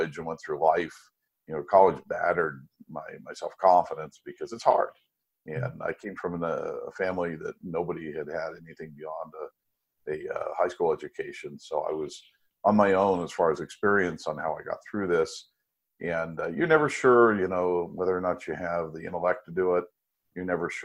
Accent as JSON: {"language": "English", "country": "United States", "also_born_or_lived": "France"}